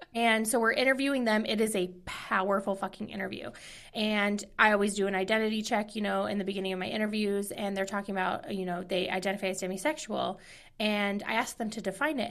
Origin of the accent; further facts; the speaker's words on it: Midwest, United States; moved away; I'm from the Midwest.